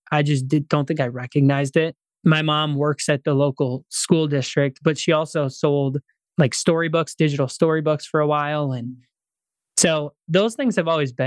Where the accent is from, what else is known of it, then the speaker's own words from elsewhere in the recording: Pierce, Minnesota, United States; my hometown of Pierce, Minnesota